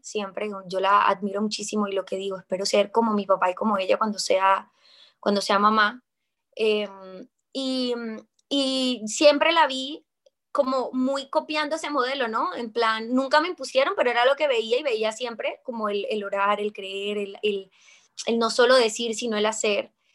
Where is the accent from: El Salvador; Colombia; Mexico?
Colombia; soy actriz colombiana